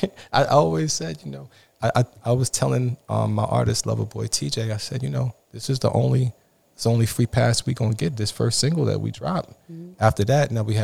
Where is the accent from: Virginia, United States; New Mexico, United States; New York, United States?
New York, United States; New York City; I'm from Flatbush, Brooklyn, New York